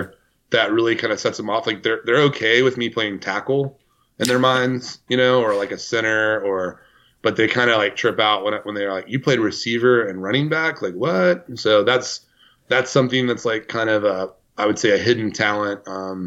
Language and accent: English; Decatur, Texas, United States; I'm from Decatur, Texas.